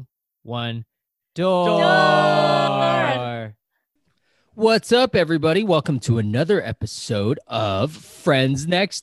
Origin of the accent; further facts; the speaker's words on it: United States; Yeah, because I grew up in America. So I only had my parents, and you know, instead of giving me red envelopes, they just gave me presents under the tree.